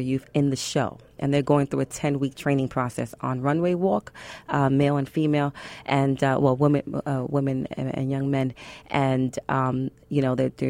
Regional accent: New York City, New York, United States; I'm from Brooklyn

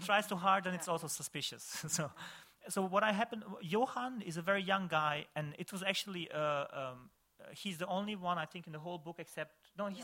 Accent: Višegrad, Republika Srpska, Bosnia & Herzegovina; Visegrad, in my hometown

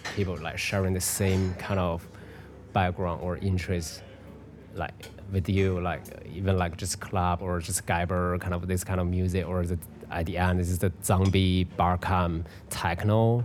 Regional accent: Beijing, China; moved away; also born or lived in Europe; in Beijing. It's you know in my hometown

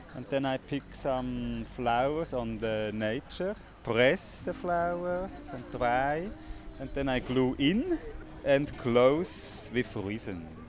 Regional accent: Switzerland; moved away; I come from Switzerland

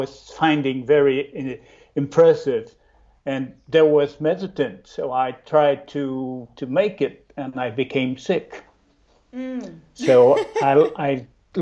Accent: Chicoutimi, Quebec, Canada; now in Trois-Rivières, Canada; I learned my art at the college in my hometown in Chicoutimi

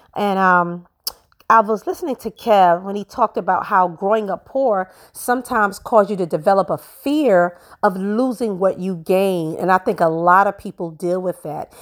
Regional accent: New York City, New York, United States; I grew up in Brooklyn, New York.

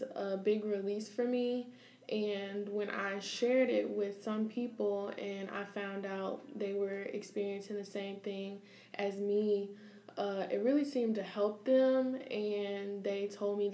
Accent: Peoria, Illinois, United States; I'm from Peoria, Illinois

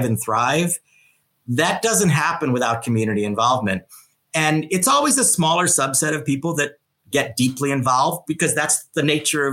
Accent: Chicago, Illinois, United States; also born or lived in New York / Los Angeles; now in San Francisco, United States; I'm from Chicago

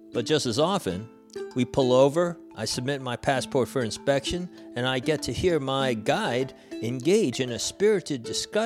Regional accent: United States; Coming into Baghdad as an American

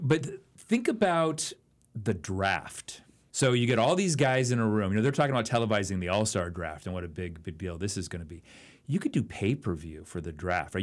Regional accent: Oakland, California, United States; I grew up in Oakland, California

